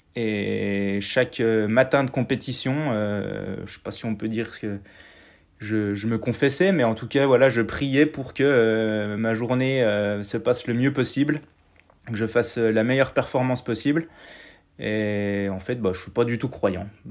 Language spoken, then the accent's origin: French; Mouthe, Bourgogne-Franche-Comté, France; je suis né à Mout, euh, qui est un village qui est à, moins de 10 km du, site. Donc euh, j'y ai grandi